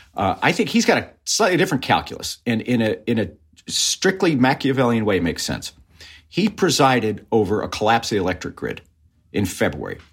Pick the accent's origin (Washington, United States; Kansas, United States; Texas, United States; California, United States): Texas, United States; Gulf of Mexico; I grew up swimming in the Gulf of Mexico